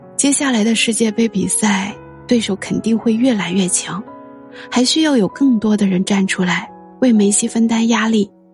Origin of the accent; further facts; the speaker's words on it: China; 身为一个中国人，一如既往地，也不怀好意地希望飞日营